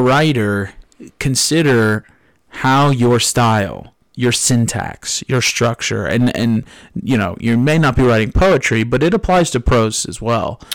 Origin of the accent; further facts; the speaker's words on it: New Jersey, United States; now in Tennessee, United States; I'm from New Jersey, uh, not born and raised here in Tennessee, and one of the very few things that I miss about, uh, my northeastern roots is the ocean